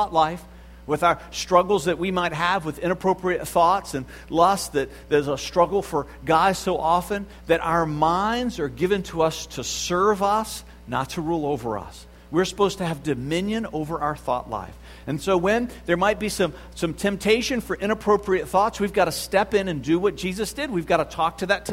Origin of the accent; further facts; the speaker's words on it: the South, United States; I grew up in the South